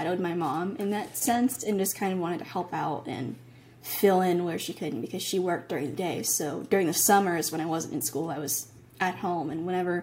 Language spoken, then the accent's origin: English; Massachusetts, United States; I was born in Massachusetts. So I was, you know, American and still am.